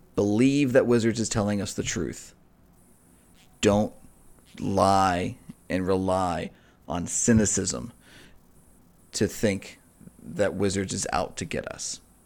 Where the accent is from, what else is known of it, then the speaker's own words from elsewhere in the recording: United States; as an American